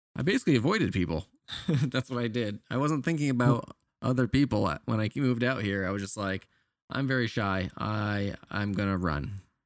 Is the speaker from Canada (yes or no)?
yes; Canada; moved away; I'm Canadian